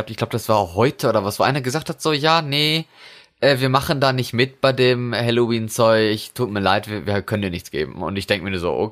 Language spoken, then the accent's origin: German; North Rhine-Westphalia, Germany; now in Norway; Bei uns in, in Westfalen. Ach so. Also wo ich herkomme, wo ich geboren wurde.